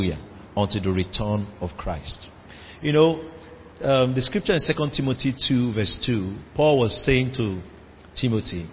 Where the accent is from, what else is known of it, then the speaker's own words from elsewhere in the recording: Rivers State, Nigeria; I'm from River State, where the rivers of living water flow from